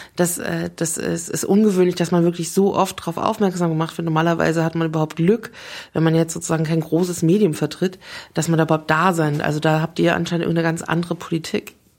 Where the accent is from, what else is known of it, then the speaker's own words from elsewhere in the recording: Frankfurt, Hesse, Germany; für mich als Frankfurterin